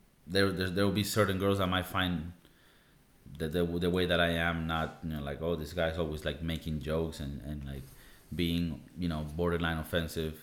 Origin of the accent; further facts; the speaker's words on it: Venezuela; now in Spain; in Venezuela we do 1 kiss